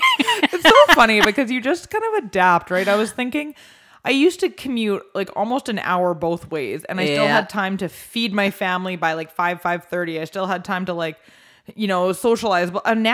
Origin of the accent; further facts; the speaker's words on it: Canada; we're Canadian.